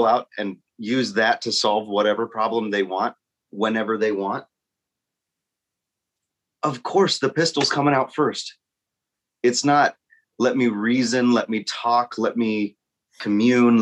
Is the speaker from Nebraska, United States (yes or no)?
yes; Nebraska, United States; I grew up in Nebraska